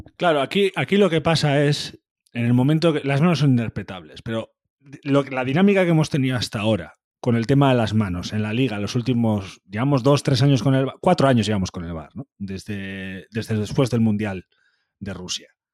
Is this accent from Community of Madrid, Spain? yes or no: no; Basque Country, Spain; en eso somos muy vascos